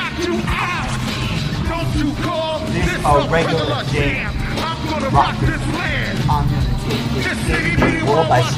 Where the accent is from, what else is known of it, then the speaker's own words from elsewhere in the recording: New York City, New York, United States; Growing up in the Lower East Side of Manhattan, we were exposed to a lot of hip-hop